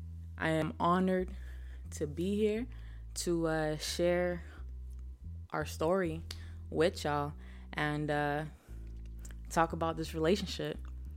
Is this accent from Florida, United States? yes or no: yes; Miami, Florida, United States; I'm from Miami. I'm 28 years young. 90s baby.